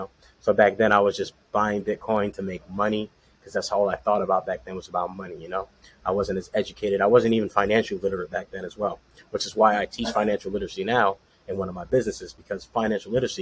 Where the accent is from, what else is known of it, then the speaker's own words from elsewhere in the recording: Orlando, Florida, United States; born and raised in Orlando, Florida